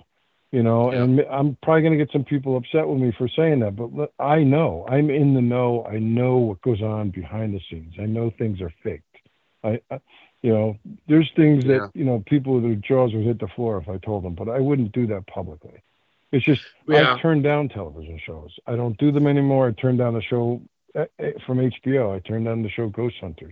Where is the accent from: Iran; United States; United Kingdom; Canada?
United States; Connecticut; I'm born and raised in Connecticut